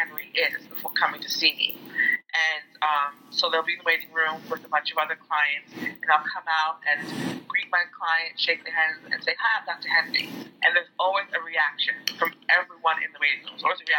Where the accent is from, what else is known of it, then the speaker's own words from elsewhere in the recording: Jamaica; So I was always identifying as a Jamaican person. And I think that that made me other from people around me anyway.